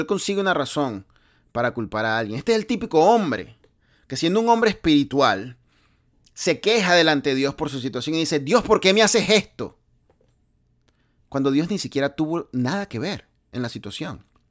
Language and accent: Spanish; Venezuela; moved away; yo vengo de Venezuela